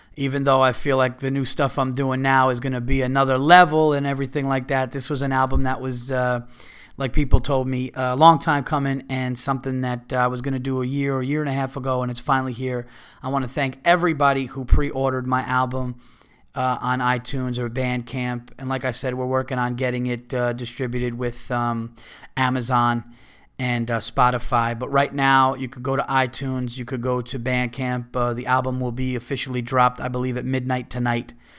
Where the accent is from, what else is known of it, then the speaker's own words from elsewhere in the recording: Westchester County, New York, United States; I'm from Westchester County